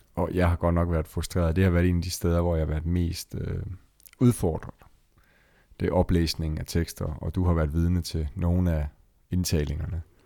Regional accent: Esbjerg, Southern Denmark, Denmark; jeg sidder i Esbjerg, som i øvrigt er min fødeby

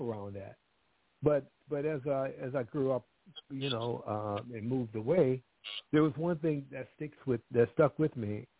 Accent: New Orleans, Louisiana, United States; I'm from New Orleans, Louisiana. I was born in Louisiana.

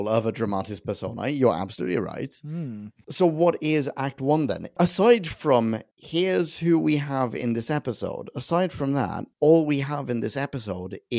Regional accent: Sweden; I'm from Sweden

